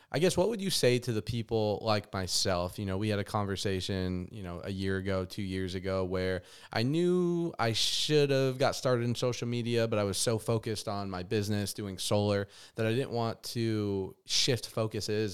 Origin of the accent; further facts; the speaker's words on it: Las Vegas, Nevada, United States; moved away as an adult; having to move away from my hometown in Las Vegas